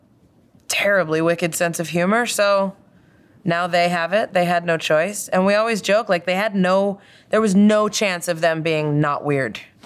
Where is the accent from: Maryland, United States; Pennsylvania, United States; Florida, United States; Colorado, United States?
Pennsylvania, United States; Doylestown; I grew up in Doylestown, Pennsylvania